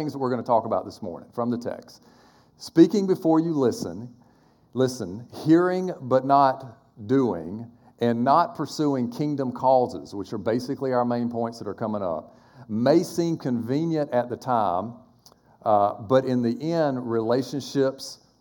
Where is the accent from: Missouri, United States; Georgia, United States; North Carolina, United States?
Georgia, United States; Quitman; now in Charleston, United States; Quitman, Georgia, which is really, it's next to Valdosta, Georgia, because that's my hometown